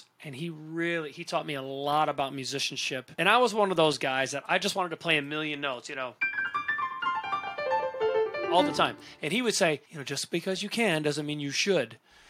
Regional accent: Cleveland, Ohio, United States; also born or lived in Orlando, Florida; now in Las Vegas, United States; I grew up in the Cleveland area. I started performing in nightclubs when I was 12 years old.

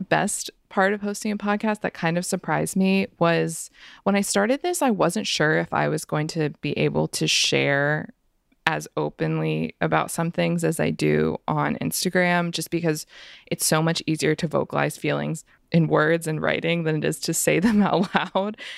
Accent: United States; I am American

